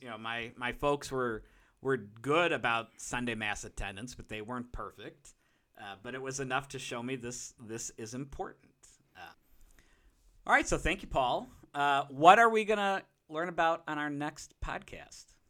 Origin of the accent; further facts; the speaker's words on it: Chicago, Illinois, United States; a Chicagoan